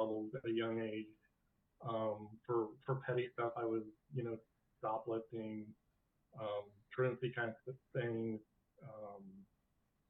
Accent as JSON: {"language": "English", "region": "rural Illinois", "country": "United States", "tie": "born or raised there", "also_born_or_lived": "St. Louis, Missouri", "said": "we moved from St. Louis to rural Illinois in 78."}